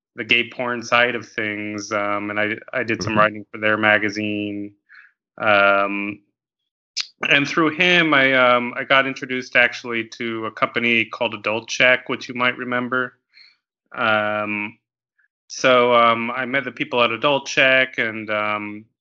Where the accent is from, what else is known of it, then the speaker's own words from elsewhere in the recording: Los Angeles, California, United States; moved away as an adult; also born or lived in Thailand / San Francisco; now in Chicago, United States; I'm originally actually from